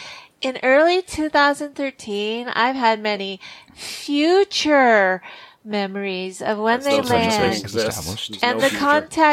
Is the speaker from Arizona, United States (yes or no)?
yes; Sedona, Arizona, United States; I'm from Sedona, Arizona.